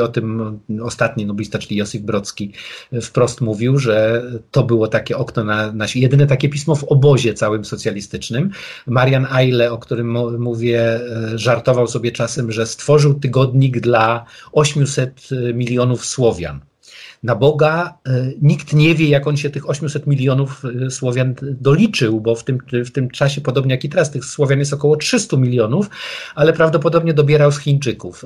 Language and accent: Polish; Wrocław, Lower Silesian Voivodeship, Poland; ja jestem wrocławianinem